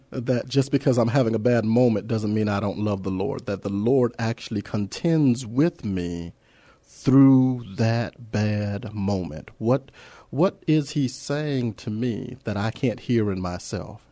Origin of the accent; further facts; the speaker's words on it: Los Angeles, California, United States; moved away as an adult; now in San Antonio, United States; I'm an Angelino. I, I come from that, uh, that small town of Los Angeles.